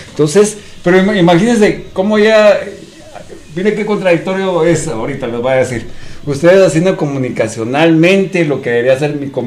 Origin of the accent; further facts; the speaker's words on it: Guatemala; Hablamos como chapines, coloquialmente.